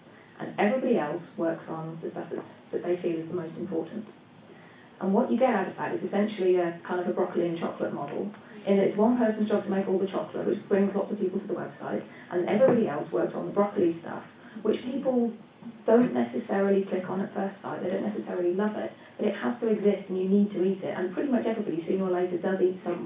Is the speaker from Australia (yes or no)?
no; United Kingdom; I speak as a British person here